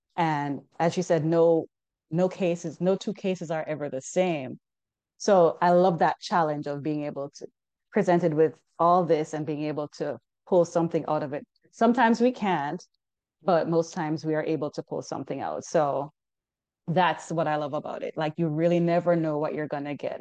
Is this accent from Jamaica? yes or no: yes; Jamaica; moved away as an adult; now in United States; I'm originally from Jamaica. So while I was in school back home